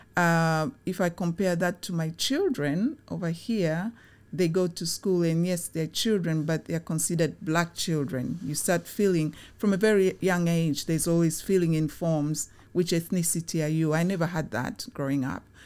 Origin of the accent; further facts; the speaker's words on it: Tanzania; now in United Kingdom; I was born in Tanzania during the time when it was very positive